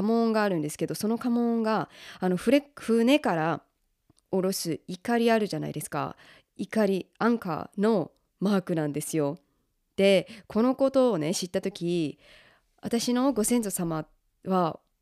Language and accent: Japanese; Osaka, Japan; also born or lived in Los Angeles, United States / Australia; 私は大阪出身